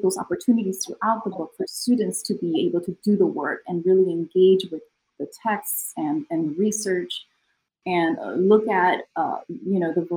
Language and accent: English; California, United States; also born or lived in Mexico; I was born in Mexico and I moved to California when I was a little girl